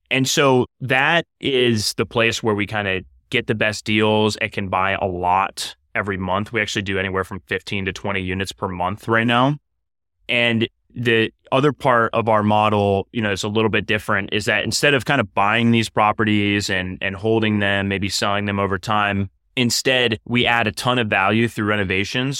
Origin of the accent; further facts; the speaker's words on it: Cleveland, Ohio, United States; moved away as an adult; also born or lived in New York; I'm from Cleveland originally, so I'm a, I'm a, a, a very much so a Midwesterner, Browns fan, and a Main Streeter, you know, by, by upbringing